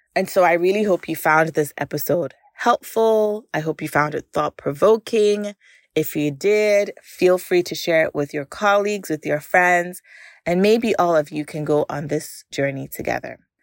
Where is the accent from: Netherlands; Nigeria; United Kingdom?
Nigeria; growing up in Nigeria